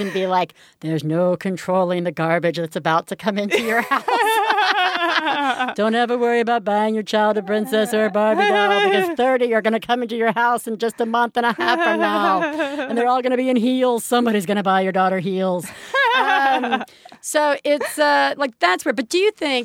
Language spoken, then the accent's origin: English; Alabama, United States; growing up, we grew up in Alabama